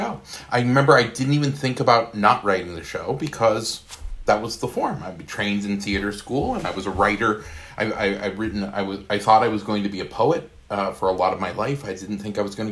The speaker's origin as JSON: {"language": "English", "region": "Maine", "country": "United States", "tie": "born or raised there", "also_born_or_lived": "Seattle", "moved": "as an adult", "said": "in Maine where I'd grown up."}